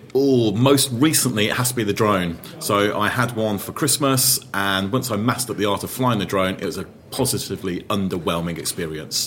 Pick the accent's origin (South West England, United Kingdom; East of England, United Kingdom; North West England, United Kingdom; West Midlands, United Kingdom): West Midlands, United Kingdom; Birmingham; moved away; I returned to my hometown in Birmingham